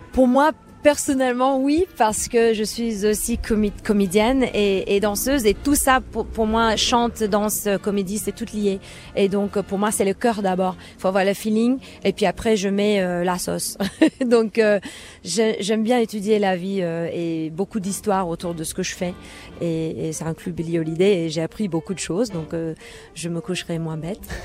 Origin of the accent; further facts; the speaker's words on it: New Jersey, United States; French is a second language; moved away; quand j'étais jeune euh, aux États-Unis. J'étais à New Jersey